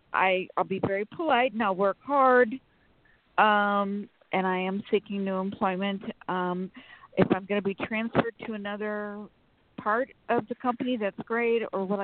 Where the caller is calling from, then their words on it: Sacramento, California, United States; … from Sacramento.